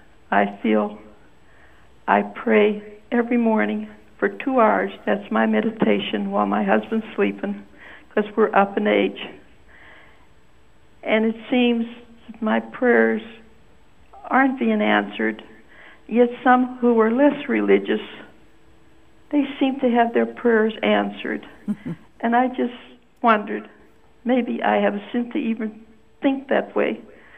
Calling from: Pittsburgh, Pennsylvania, United States; Pittsburgh, PA.

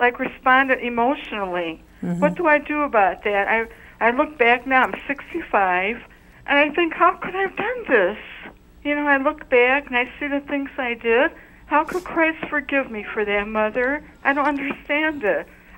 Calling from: Chicago, Illinois, United States; from Chicago, Illinois.

